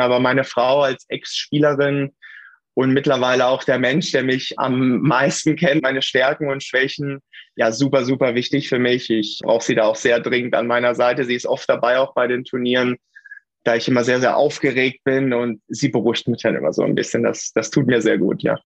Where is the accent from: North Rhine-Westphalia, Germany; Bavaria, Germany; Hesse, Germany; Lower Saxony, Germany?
Lower Saxony, Germany; Hameln; ich bin in Tündern aufgewachsen. Das ist ein Ortsteil von der Rappenfängerstadt Hameln